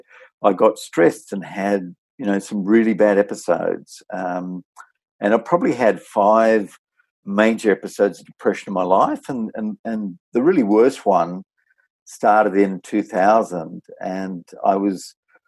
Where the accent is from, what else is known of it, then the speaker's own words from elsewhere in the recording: Taree, New South Wales, Australia; moved away as an adult; also born or lived in Sydney; I had a great childhood growing up in Taree in the north coast in New South Wales, and was a real country boy